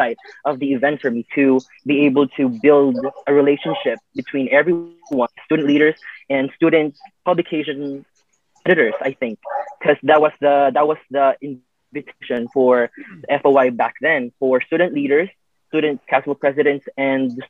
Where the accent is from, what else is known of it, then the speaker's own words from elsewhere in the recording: Vigan, Ilocos Region, Philippines; I'm from Bigan City, Luxor